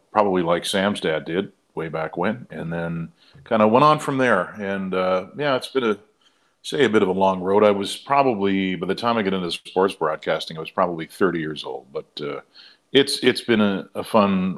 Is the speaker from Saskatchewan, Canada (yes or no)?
no; Trenton, Nova Scotia, Canada; moved away; I'm from Trenton, Nova Scotia, which is a town, I think it was like 3,500 when I was there